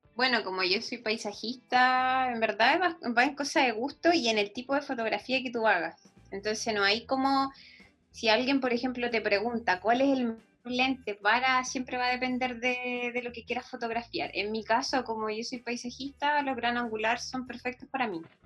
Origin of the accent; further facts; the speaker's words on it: Concepción, Biobío, Chile; moved away as an adult; also born or lived in Valdivia; now in San Pedro de Atacama, Chile; nací en Valdivia, pero eh, viví muy pocos años en Valdivia. Y después mi familia se fue, se trasladó a Concepción, así que yo me prácticamente viví toda mi vida en Concepción.